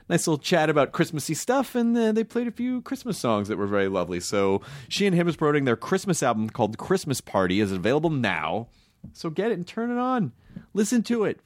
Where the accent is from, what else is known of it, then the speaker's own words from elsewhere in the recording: the South, United States; now in Los Angeles, United States; I'm from the South